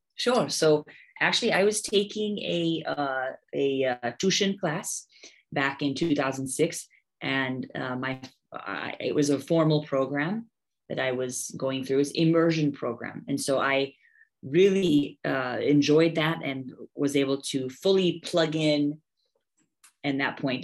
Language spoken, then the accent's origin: English; United States; moved away as an adult; also born or lived in Haridwar, India; now in Bihar, India; I'm American, uh, born and raised